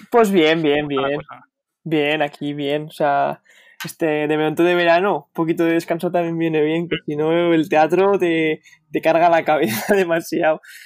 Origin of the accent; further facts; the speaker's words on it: Huesca, Aragon, Spain; moved away as an adult; now in Madrid, Spain; soy de Huesca